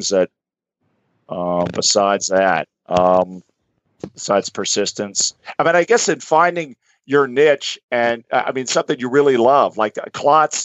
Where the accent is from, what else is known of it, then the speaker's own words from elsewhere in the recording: Gainesville, Florida, United States; I'm a Floridian. So I'm from Gainesville, Florida